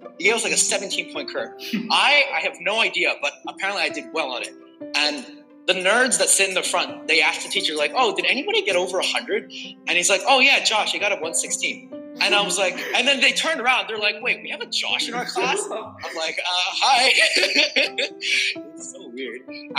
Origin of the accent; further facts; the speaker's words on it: China; So I grew up in China, right?